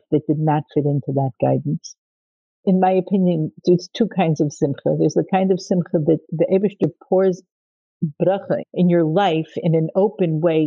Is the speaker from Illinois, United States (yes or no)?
no; Nashville, Tennessee, United States; I grew up in Nashville, Tennessee. My parents were shluchim. Growing up in Nashville, it's part of the Bible Belt